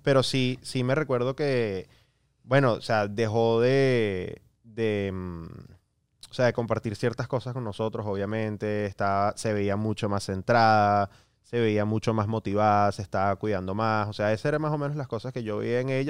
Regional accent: Miami, Florida, United States; yo crecí acá en Estados Unidos, a los 10 años me mudé a, Miami

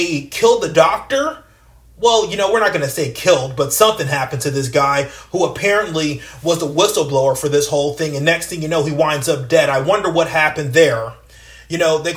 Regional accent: United States; an American taxpayer

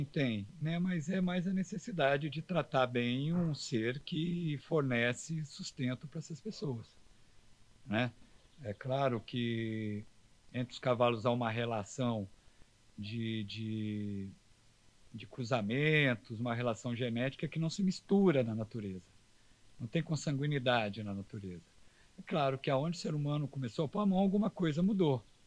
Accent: south of Minas Gerais, Brazil; sou do sul de Minas, de Itajubá, de Cristina, de São Lourenço

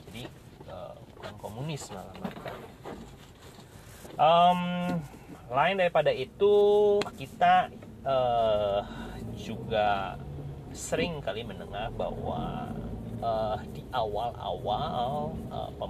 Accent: Indonesia; kami mengetahui bahwa kami lahir dan besar di Indonesia, kami setia dan kami mengabdikan hidup kami untuk bangsa ini

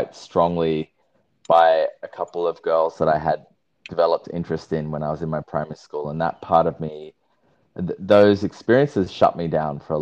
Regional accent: Sydney, New South Wales, Australia; moved away as an adult; now in Byron Bay, Australia; So I am currently living in the Byron Shire, Byron Bay area. I grew up in Sydney

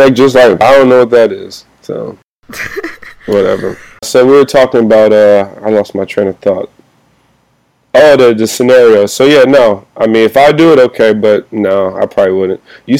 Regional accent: Compton, California, United States; Yeah, I'm from Compton.

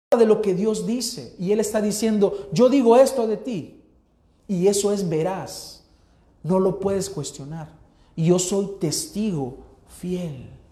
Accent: El Salvador; los 5 millones de salvadoreños que habemos

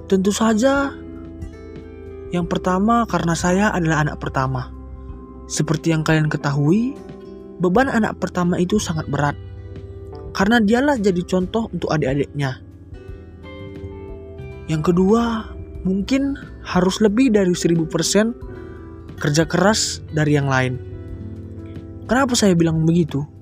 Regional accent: North Sumatra, Indonesia; Asal saya dari Sumatera Utara, tepatnya di Kabupaten Karo.

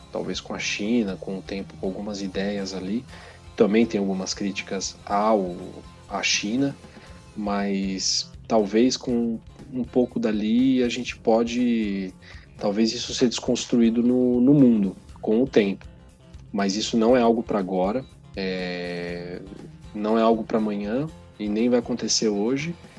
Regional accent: Brazil; Nosso contexto aqui é outro, o país é outro, nós somos latino-americano

